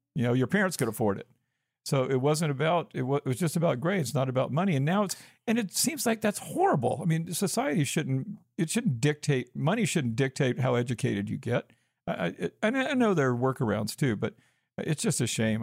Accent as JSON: {"language": "English", "region": "Georgia", "country": "United States", "also_born_or_lived": "Arizona", "moved": "as an adult", "said": "I'm from Georgia, so I was an out of state student."}